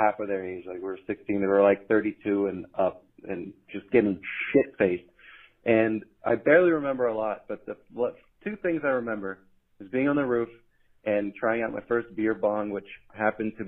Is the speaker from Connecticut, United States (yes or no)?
no; New York, United States; when I was like 16, I was growing up in New York